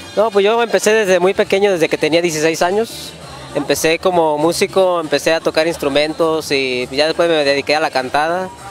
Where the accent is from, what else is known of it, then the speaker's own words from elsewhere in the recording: Tonalá, Jalisco, Mexico; moved away; Soy originario de Guadalajara, Tonalá, Jalisco